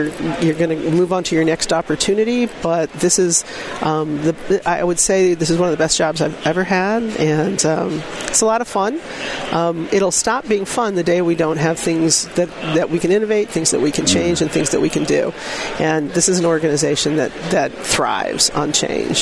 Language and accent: English; Kansas City, United States; I'm from Kansas City